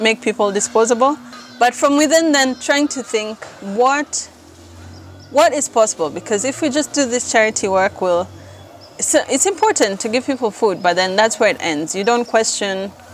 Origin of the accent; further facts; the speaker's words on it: Nairobi, Kenya; I grew up in South B, and close to South B is Mukuru.